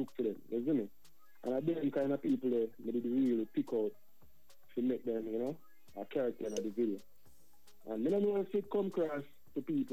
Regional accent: Prospect, Saint Thomas, Jamaica; also born or lived in New Jersey, United States; now in United States; where I'm from is Jamaica. We call it the East Side. You know, I'm from St. Thomas

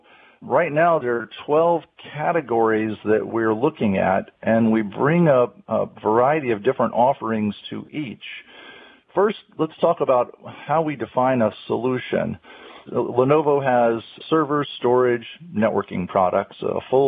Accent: North Carolina, United States; I'm a native of North Carolina, born and raised in North Carolina

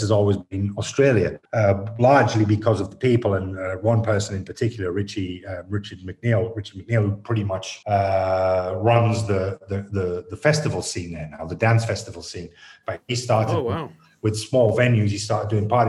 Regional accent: Stockton-on-Tees, North East England, United Kingdom; I'm from the North. I'm from Stockton, I'm from Teesside

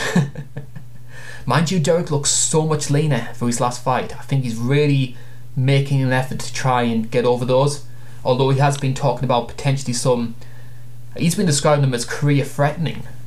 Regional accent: United Kingdom; As a Brit

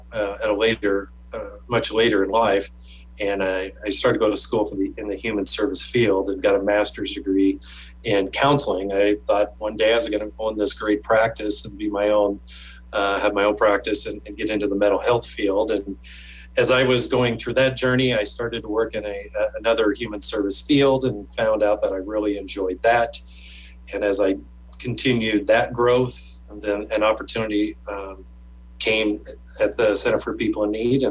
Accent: Lincoln, Nebraska, United States; I've lived in Lincoln most of my life. I was born and raised here.

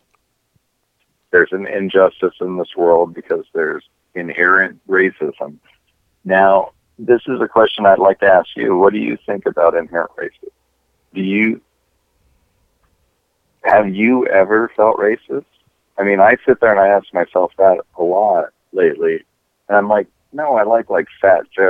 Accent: United States; I'm American

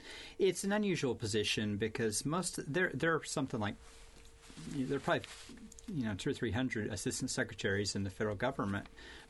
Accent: United States; You might be a Mohawk. You might be a Chippewa. I'm a Chickasaw.

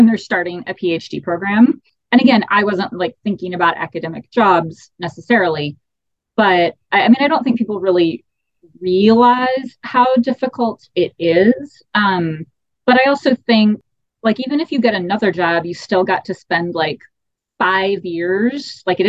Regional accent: Texas, United States; moved away as an adult; also born or lived in Maine / Arizona; growing up in Texas.

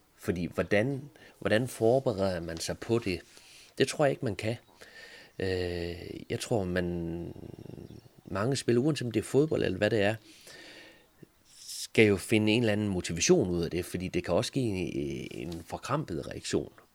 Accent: Thisted, North Denmark Region, Denmark; Tisted FC, hvor jeg er fra

